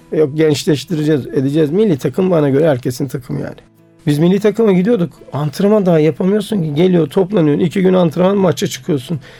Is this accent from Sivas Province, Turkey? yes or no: yes; Sivas, Sivas Province, Turkey; also born or lived in Eskişehir; ben Sivaslıyım.